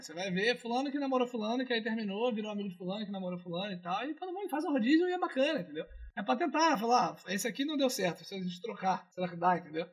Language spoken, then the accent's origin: Portuguese; Rio de Janeiro, Brazil; accent: carioca; o charme carioca, ele é é inerente à minha pessoa